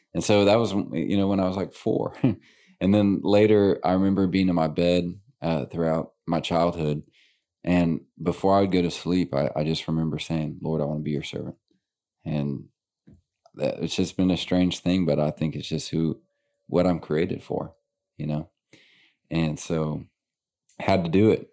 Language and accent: English; Little Rock, Arkansas, United States; born and raised in Little Rock.